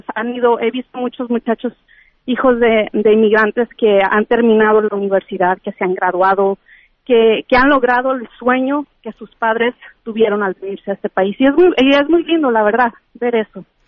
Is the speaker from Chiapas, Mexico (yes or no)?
no; Guadalajara, Jalisco, Mexico; moved away as an adult; now in California, United States; yo soy de Guadalajara, Jalisco, orgullosamente mexicana e inmigrante